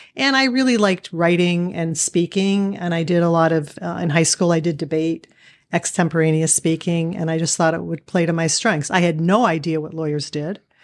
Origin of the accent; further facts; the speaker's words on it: Erie, Pennsylvania, United States; moved away as an adult; also born or lived in Pittsburgh, Pennsylvania; now in Cleveland, United States; I grew up in Erie, Pennsylvania